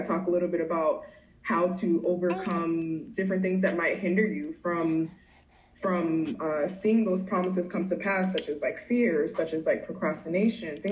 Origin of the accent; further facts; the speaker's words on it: Hollywood, Florida, United States; also born or lived in Miami, Florida / Fort Myers, Florida; I'm originally from Miami, Florida. I grew up in Hollywood, Florida.